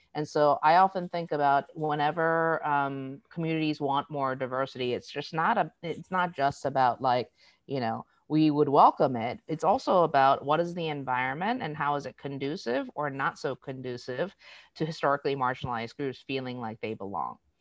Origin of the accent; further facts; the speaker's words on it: Boston, Massachusetts, United States; also born or lived in South Korea; now in Seattle, United States; I was raised in Boston